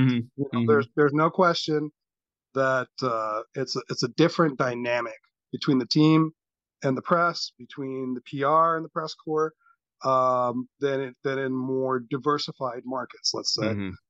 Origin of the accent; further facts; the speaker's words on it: California, United States; born there; Right. Actually, no, I was born here.